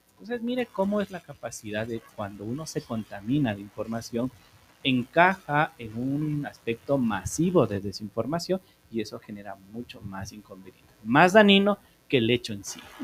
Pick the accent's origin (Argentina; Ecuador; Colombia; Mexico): Ecuador; Somos muy ecuatorianos